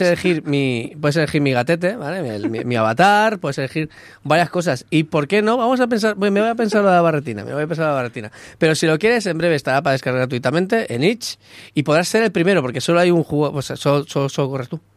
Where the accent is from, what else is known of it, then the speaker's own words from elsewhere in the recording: Catalonia, Spain; Porque soy catalán